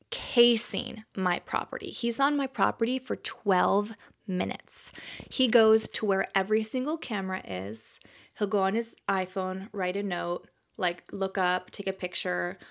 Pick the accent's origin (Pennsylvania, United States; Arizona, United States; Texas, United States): Texas, United States; moved away; I grew up in Texas